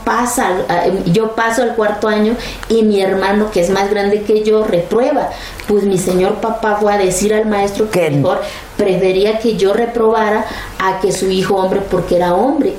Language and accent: Spanish; Mexico; soy tan mexicana como cualquier otro